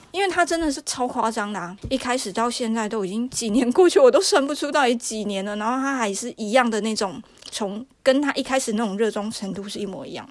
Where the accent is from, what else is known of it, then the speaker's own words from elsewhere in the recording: Taiwan; moved away as an adult; now in France; 从我台湾人角度